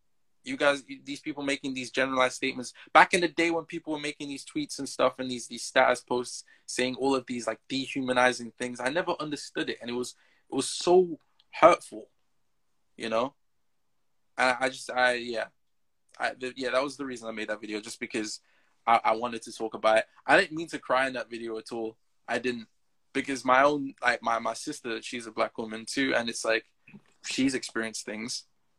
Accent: Jamaica; Just because you just know, when I, growing up in Jamaica, I got into a fight as well over this same issue.

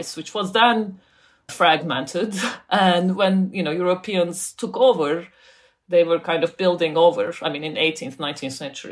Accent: Turkey; also born or lived in United States; now in United Kingdom; I grew up in Turkey, as I said, and then I moved to the US. Now I live in the UK

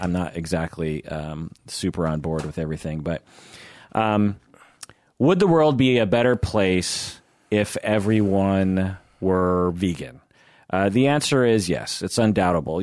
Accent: United States; when I grew up in the United States

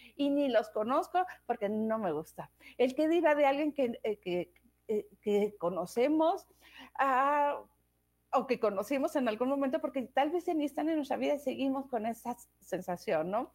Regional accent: Mexico; moved away as an adult; also born or lived in Denmark; yo crecí, ah, yo, viví en México los primeros 21 años de mi vida. Y de ahí me fui a Dinamarca.

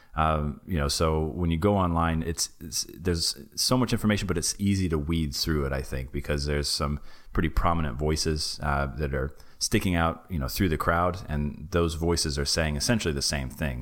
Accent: Knoxville, Tennessee, United States; moved away as an adult; also born or lived in Japan; my hometown in, uh, Knoxville, Tennessee

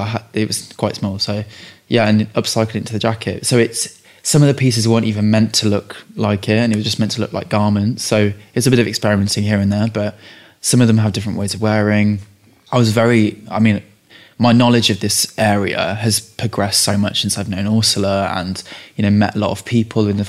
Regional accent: Leicestershire, East Midlands, United Kingdom; my mum's Czech, my dad's English, and I grew up in Leicestershire

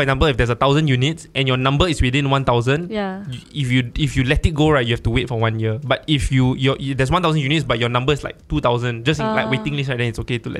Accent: Malaysia; now in Singapore; I'm Malaysian

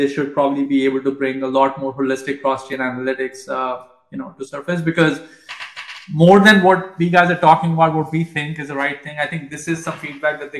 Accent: India; moved away; I grew up in India

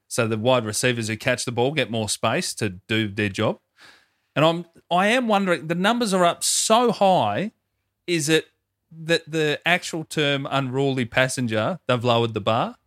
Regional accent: Melbourne, Victoria, Australia; my hometown, Melbourne, Victoria

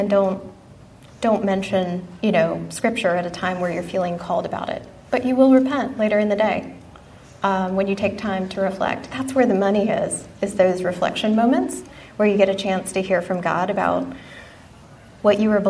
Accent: Texas, United States; moved away as an adult; I grew up in Texas, was hell-bent to get out of the Bible-thumping Southern Baptist environment

